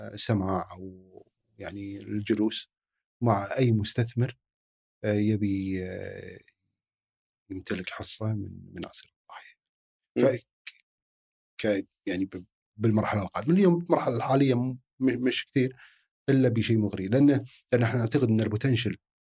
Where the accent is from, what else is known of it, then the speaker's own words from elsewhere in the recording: Kuwait; عندنا بالكويت